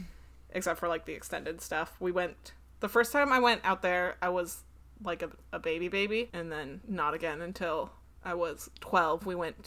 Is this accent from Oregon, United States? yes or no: yes; Oregon, United States; And then we ended up in Oregon.